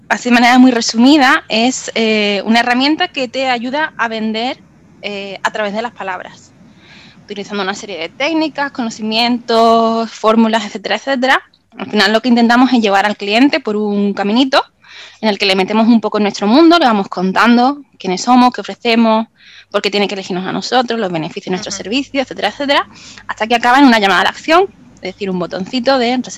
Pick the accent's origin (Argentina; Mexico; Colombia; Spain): Spain; Málaga, Andalusia; now in Benalmádena, Spain; yo soy de Málaga, de Málaga mm. capital. Ahora vivo en Benalmádena, que bueno, es un pueblecito